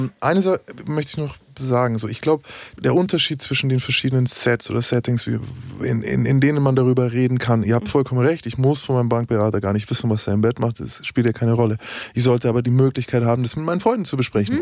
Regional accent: Bavaria, Germany; ich bin aus Bayern

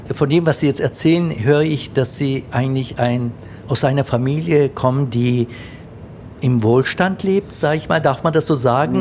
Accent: Germany; Meine Eltern kommen aus der Türkei, die waren einst Gastarbeiter. Ich bin dann hier aufgewachsen

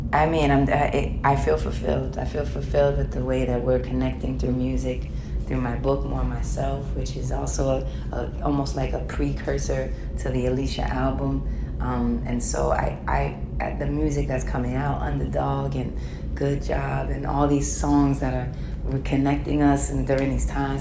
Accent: New York, United States; as a New Yorker and just being born and raised there

